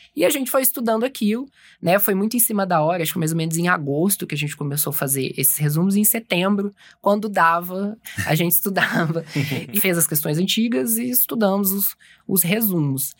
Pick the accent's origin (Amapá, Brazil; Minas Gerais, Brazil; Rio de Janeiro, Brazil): Minas Gerais, Brazil; Juiz de Fora; moved away as an adult; also born or lived in Belo Horizonte / São Paulo; eu sou de Juiz de Fora mesmo. Eu fiz a faculdade de Juiz de Fora